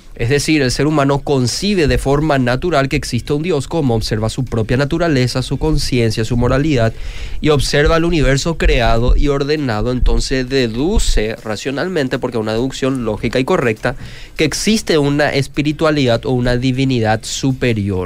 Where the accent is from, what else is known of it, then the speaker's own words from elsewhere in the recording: Luque, Central, Paraguay; Yo también soy de Luque, esa misma zona